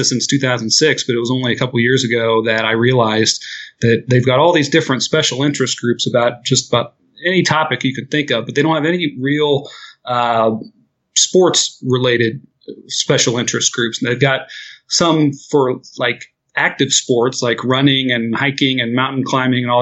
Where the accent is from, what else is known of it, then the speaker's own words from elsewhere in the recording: Middletown, Ohio, United States; also born or lived in Dayton, Ohio; I'm from a city called Middletown, which is named that because it's directly between Cincinnati and Dayton. And that's where I grew up and lived there pretty much through high school